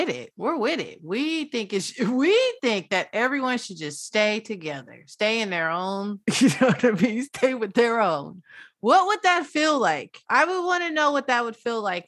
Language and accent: English; United States; I'm still an American